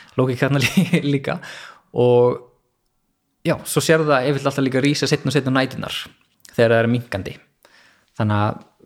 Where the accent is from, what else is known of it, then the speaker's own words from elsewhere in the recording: Hafnarfjörður, Capital Region, Iceland; moved away as an adult; also born or lived in Reykjavík; now in Garðabær, Iceland; ég er uppalinn í Hafnarferði